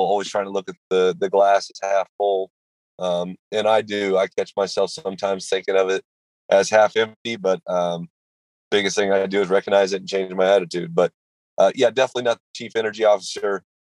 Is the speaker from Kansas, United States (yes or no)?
yes; Kansas, United States; moved away; I'm from Kansas originally, so um, having the opportunity to move back closer to family